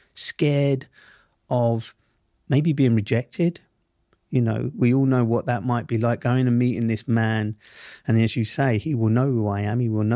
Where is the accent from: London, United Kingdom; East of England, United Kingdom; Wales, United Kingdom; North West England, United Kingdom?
London, United Kingdom; he grew up in the same world that I grew up in Southeast London.